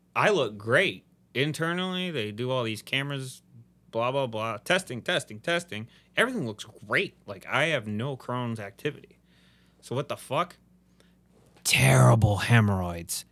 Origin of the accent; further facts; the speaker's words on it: Midwest, United States; now in Houston, United States; I'm from the Midwest